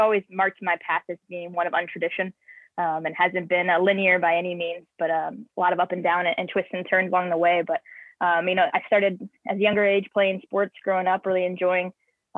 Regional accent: St. Louis, Missouri, United States; moved away as an adult; I'm from St. Louis

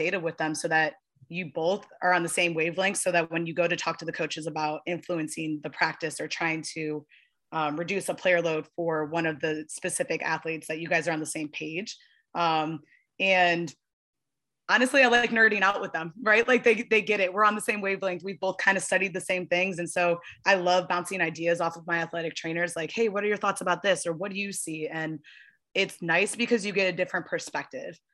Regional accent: Midwest, United States; moved away; I'm from the Midwest

